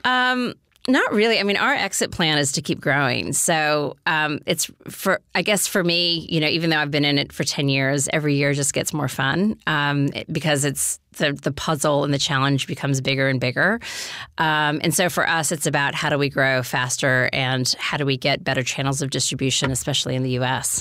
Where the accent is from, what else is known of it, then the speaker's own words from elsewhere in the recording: United States; moved away as an adult; also born or lived in New York; now in Australia; being American